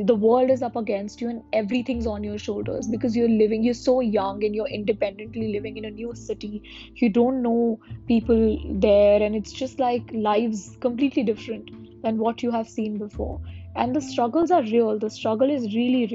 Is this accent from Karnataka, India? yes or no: no; Delhi, India; moved away as an adult; now in Singapore; be back again in Delhi, my hometown, of course, the city that I love. I love Delhi. Delhi is where I've grown up